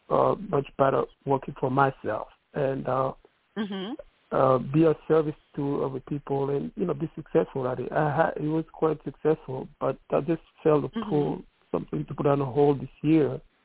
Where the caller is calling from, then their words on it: New York City, New York, United States; Calling from New York City.